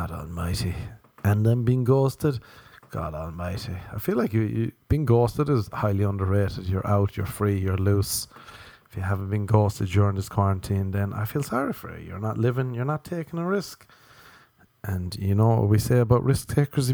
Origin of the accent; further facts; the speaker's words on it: Ireland; growing up in Ireland